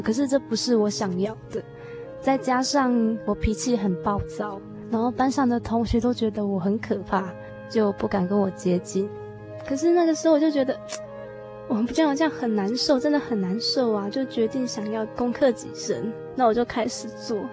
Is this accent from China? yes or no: no; Pingtung County, Taiwan; 我来自屏东。现在我是读文化大学的社会福利